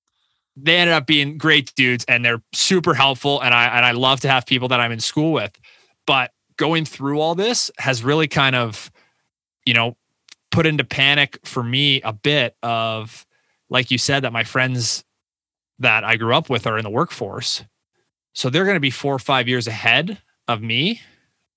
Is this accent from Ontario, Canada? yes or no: yes; Windsor, Ontario, Canada; signed up for like business commerce at the University of Windsor, my hometown